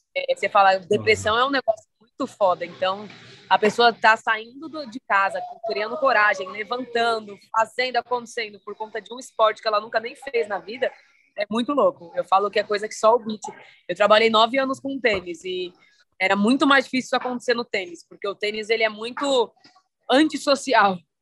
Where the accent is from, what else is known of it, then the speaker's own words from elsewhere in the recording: Santo André, São Paulo, Brazil; Eu sou aqui paulista, sou de São Paulo, ABC paulista, aqui de Santo André.